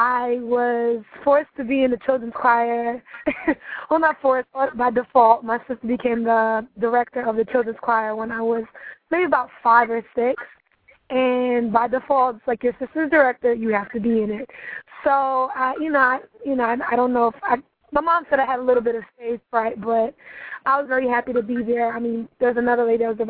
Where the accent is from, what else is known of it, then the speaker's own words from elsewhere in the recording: New York City, New York, United States; I'm from Brooklyn, New York. Very proud of the fact that I'm from Brooklyn. More specifically, East Flatbush, which is kind of the Little West Indies of Brooklyn. I'm of Trinidadian descent, so definitely represent that as well. But, yeah, I'm a New York native, born and raised.